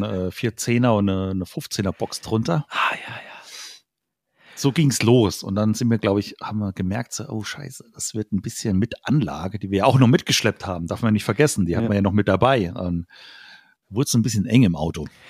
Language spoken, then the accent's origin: German; Idar-Oberstein, Rhineland-Palatinate, Germany; in so einem Jugendraum hier äh, bei uns in Ida Oberstein gespielt